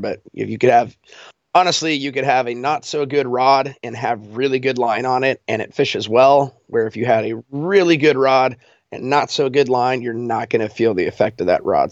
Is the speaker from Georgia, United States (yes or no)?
no; Colorado, United States; moved away as an adult; now in Alaska, United States; I'm from Colorado